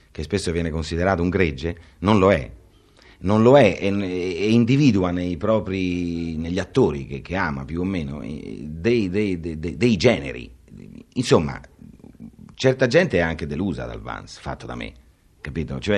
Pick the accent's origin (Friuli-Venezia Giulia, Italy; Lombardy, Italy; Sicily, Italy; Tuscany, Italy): Tuscany, Italy; near Grosseto; anche Grosseto, meglio, io sono nata nei paraggi.